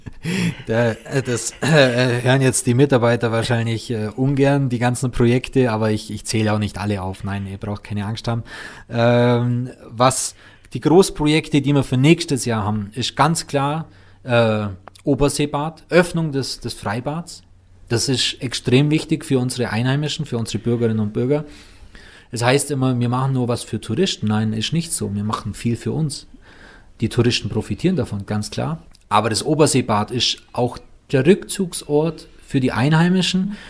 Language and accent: German; Füssen, Bavaria, Germany; da wo ich aufgewachsen bin, in Weißensee oben, ähm, beispielsweise Edelweißstraße, da bin ich aufgewachsen